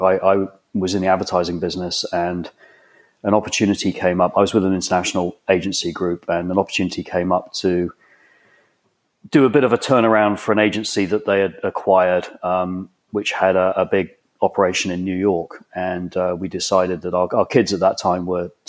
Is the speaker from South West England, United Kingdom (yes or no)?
yes; Exeter, South West England, United Kingdom; moved away as an adult; also born or lived in Bristol; now in Ghent, United States; I was born and raised essentially in Devon, in Exeter.